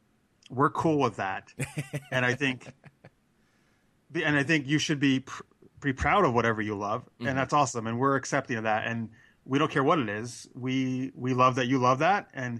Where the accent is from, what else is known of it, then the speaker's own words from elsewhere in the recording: Albany, New York, United States; I was at Albany Comic Con, which is my hometown